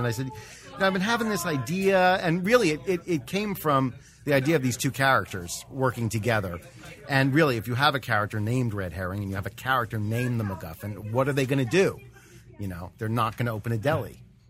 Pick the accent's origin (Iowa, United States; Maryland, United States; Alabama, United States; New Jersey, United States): New Jersey, United States; moved away; I hail from New Jersey